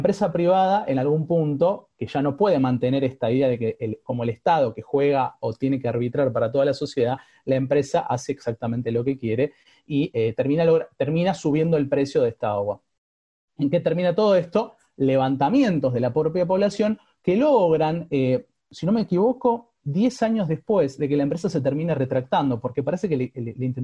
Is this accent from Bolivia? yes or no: yes; Bolivia; Digo, no solamente soy boliviano, también soy aymara, por ejemplo.